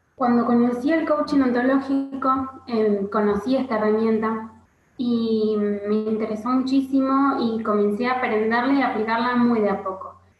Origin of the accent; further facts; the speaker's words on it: Argentina; soy argentina y vivo en Argentina